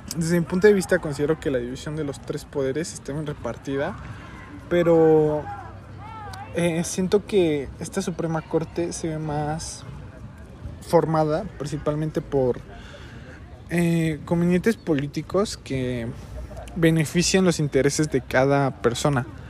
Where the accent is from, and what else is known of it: Mexico